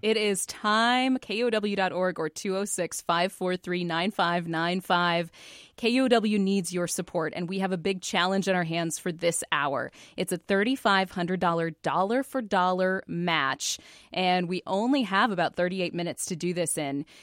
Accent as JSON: {"language": "English", "town": "Seattle", "region": "Washington", "country": "United States", "also_born_or_lived": "California", "moved": "yes", "said": "I'm from Seattle"}